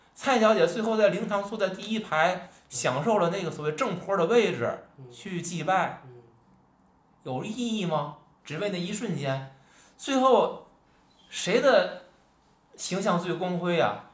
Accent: Tianjin, China; accent: Tianjin dialect; 咱私下聊天儿，嗯。咱可能是说天津话

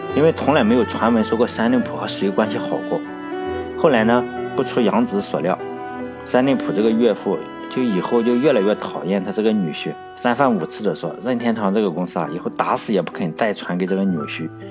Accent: China; 咱们大陆这边都叫桃子公主

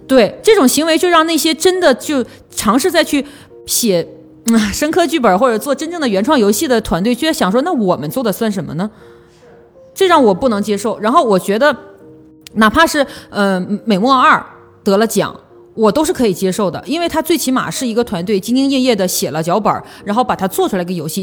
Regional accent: Northeast China, China; 我是一个东北人

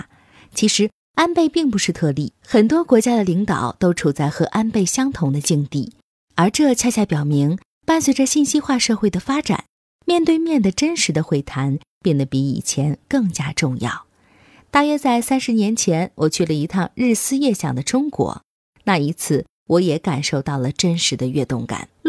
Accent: Japan; Chinese is a second language; 我们日本人可能会用结结巴巴的英语给你指路，说不定你还会因此而结交一个异国友人呢。

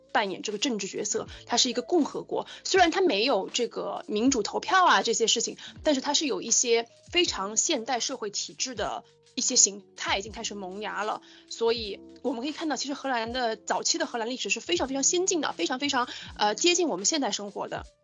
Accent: China; 我们中国人

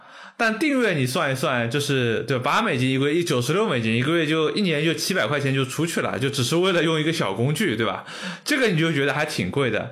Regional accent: China; 就跟我们中国人的很多电商的套路

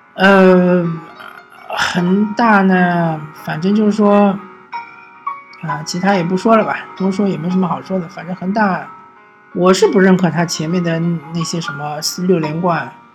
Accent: China; 和我们中国人素质确实不能比的

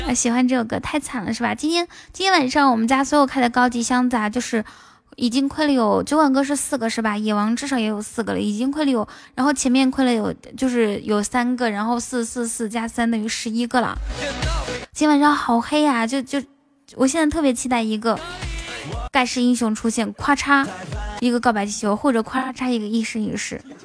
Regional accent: Inner Mongolia, China; 我是一个内蒙古西北的小姑娘

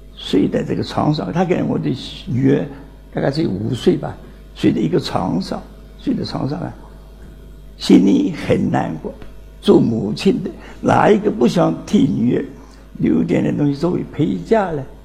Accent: China; 我们中国人就想做个家庭之落

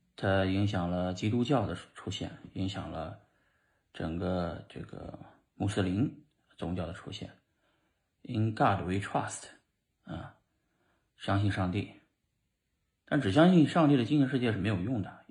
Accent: China; now in United States; 我正好是在中国出生，然后现在生活在美国

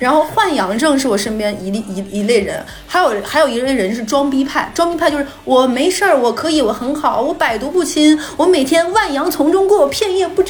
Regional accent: Northeast China, China; 大家知不知道我们东北人回老家是回哪儿啊？

